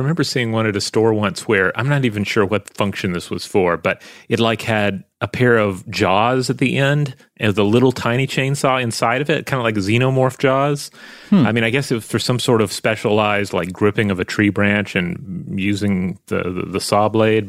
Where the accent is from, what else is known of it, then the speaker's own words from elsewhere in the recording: Tasmania, Australia; I grew up in Tasmania, where logging was a big thing